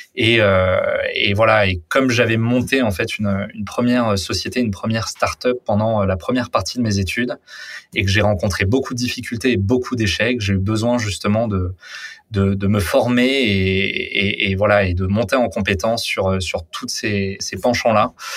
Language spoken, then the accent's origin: French; Paris, Île-de-France, France; j'ai vécu toute euh, toute ma vie à, à Paris